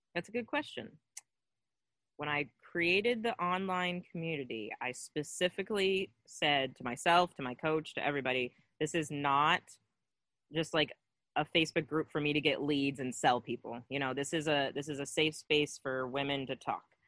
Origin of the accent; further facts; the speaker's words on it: Cincinnati, Ohio, United States; I'm from Cincinnati originally, from here.